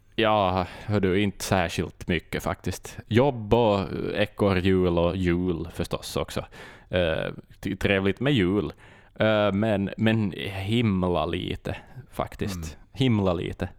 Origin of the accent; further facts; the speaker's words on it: Vaasa, Ostrobothnia, Finland; min hemstad